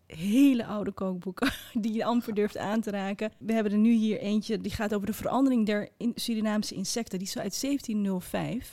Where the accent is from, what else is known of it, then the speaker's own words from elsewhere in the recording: Netherlands; also born or lived in Morocco; ik ben geboren in Marokko en opgegroeid in een klein wit dorpje